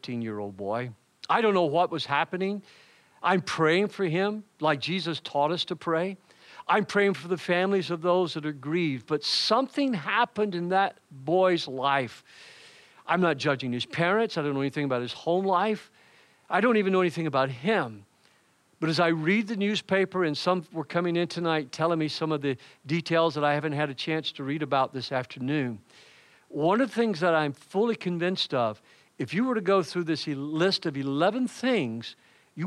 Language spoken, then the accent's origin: English; Macon, Georgia, United States; moved away; I am originally from Macon, Georgia.